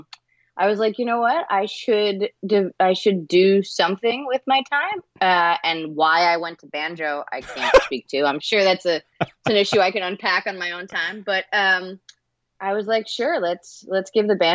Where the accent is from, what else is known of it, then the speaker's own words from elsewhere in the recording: Toms River, New Jersey, United States; moved away as an adult; also born or lived in New York; now in Los Angeles, United States; I'm from New Jersey. I'm from Toms River, New Jersey. And I moved to New York when I was 18